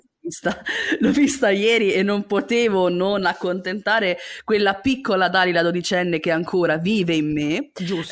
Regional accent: La Spezia, Liguria, Italy; moved away as an adult; now in Milan, Italy; quando mi sono trasferita a Milano dalla Spezia, perché io vengo dalla Spezia, cittadina di provincia

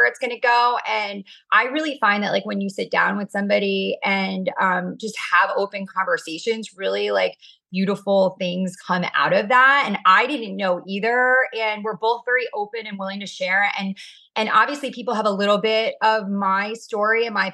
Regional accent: Orange County, California, United States; I am obviously from Orange County

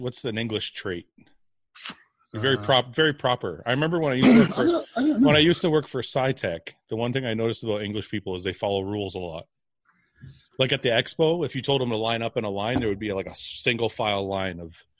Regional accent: Canada; I'm Canadian.

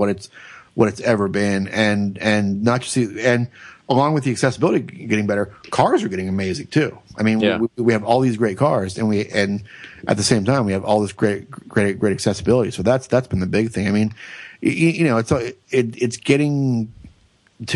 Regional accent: Florida, United States; I grew up racing in Florida

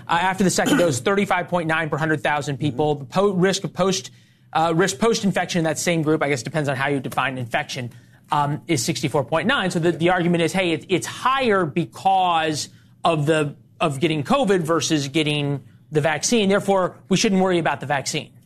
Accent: Missouri, United States; I'm also from Missouri

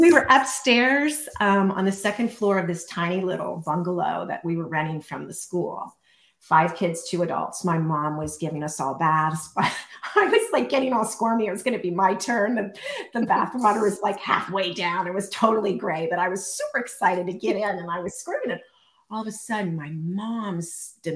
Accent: central Pennsylvania, United States; now in Montana, United States; I'm originally from a teeny tiny town in the center of Pennsylvania

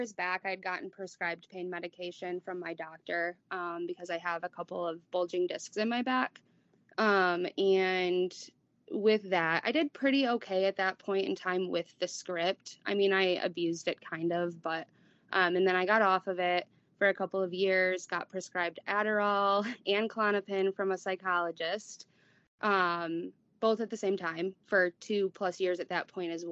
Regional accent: Kalamazoo, Michigan, United States; I'm from Michigan, Kalamazoo

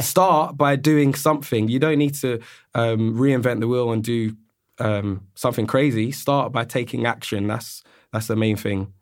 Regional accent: London, United Kingdom; also born or lived in Australia; I'm born and raised in London, And being a Londoner

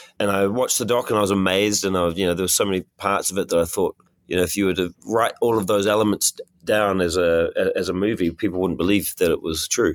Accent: New Zealand; I'm from New Zealand

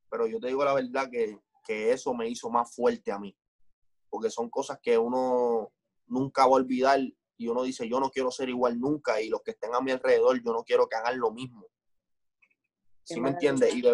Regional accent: Puerto Rico; vengo de un, vengo de un lugar de Puerto Rico que las oportunidades son bien pocas

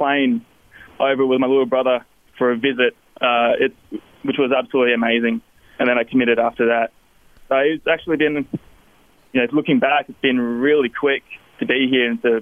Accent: Melbourne, Victoria, Australia; moved away as an adult; now in Logan, United States; I came from Melbourne, Australia

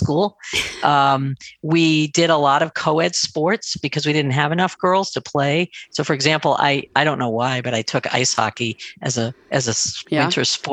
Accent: on the border of New Hampshire, Massachusetts, United States; I grew up in Massachusetts, just on the border of New Hampshire

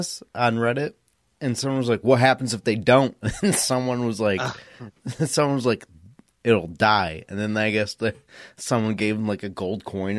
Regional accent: United States; as an American

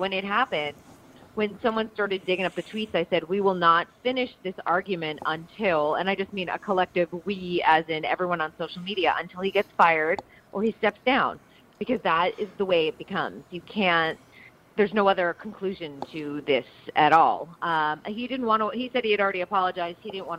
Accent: Massachusetts, United States; That's not my home state. That's my current home state. My home state is Massachusetts.

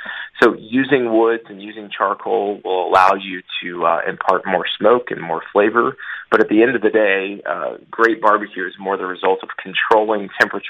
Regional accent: the South, United States; being born and raised in the South

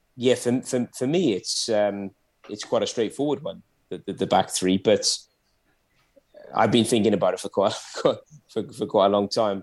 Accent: Welsh, Wales, United Kingdom; I'm Welsh

